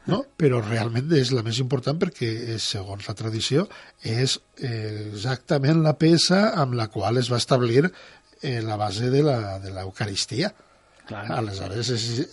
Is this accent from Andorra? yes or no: no; Ontinyent, Valencian Community, Spain; el meu poble, abans de la Guerra Civil, a Ontinyent